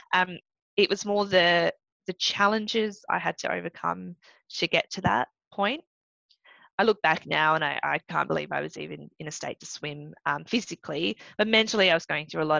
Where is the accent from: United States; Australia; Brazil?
Australia; first language English; also born or lived in Malaysia; being an Australian Malaysian, training in Australia but representing Malaysia, but not being able to speak anything else but English